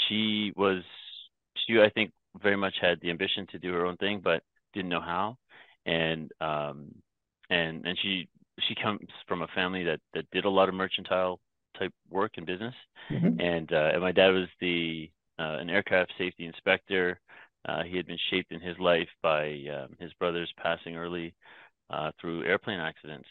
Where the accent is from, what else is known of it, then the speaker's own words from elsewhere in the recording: Toronto, Ontario, Canada; first language English; also born or lived in Myanmar; we traveled the longer way around the world from Myanmar to Toronto